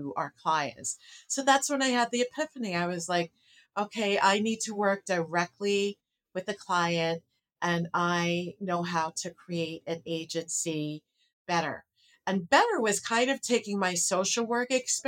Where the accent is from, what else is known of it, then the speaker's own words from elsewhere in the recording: New York City, New York, United States; also born or lived in New City, Rockland County, New York; I was born in Brooklyn